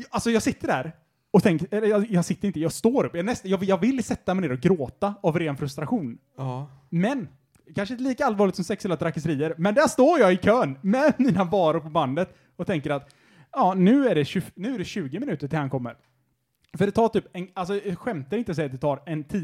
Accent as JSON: {"language": "Swedish", "country": "Sweden", "said": "Jag är svensk."}